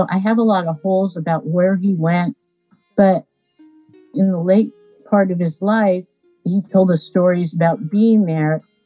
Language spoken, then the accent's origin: English; Aromas, California, United States; also born or lived in Watsonville, California; When I grew up in Aromas, there was a population of 408 people.